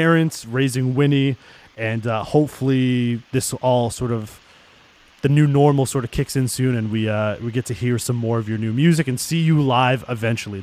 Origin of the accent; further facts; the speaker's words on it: Toronto, Ontario, Canada; now in Mississauga, Canada; I grew up in Toronto for most of my life. I only moved out to Mississauga once I got married